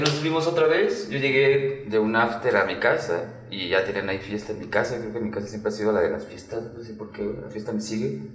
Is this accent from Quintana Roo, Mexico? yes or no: no; Ecatepec, State of Mexico, Mexico; soy del estado de México, de Catepec